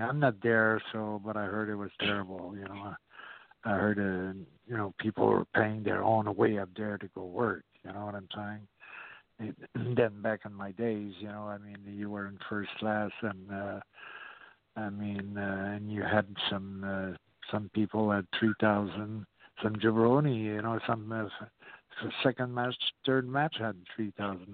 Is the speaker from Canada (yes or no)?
yes; Canada; moved away as an adult; also born or lived in California; now in Georgia, United States; I still call home California, but right now I'm in Georgia, and I'm from Canada, and I've been here for like close to 40 some years